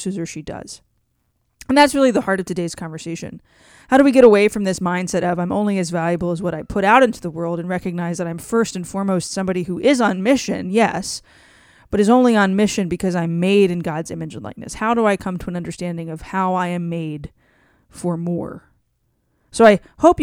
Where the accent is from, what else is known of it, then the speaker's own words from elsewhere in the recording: Cajun, Louisiana, United States; I'm Cajun